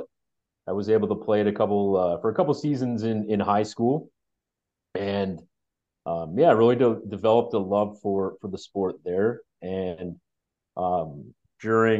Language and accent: English; Waterloo, Ontario, Canada; also born or lived in Newmarket; I grew up in Waterloo for basically all my life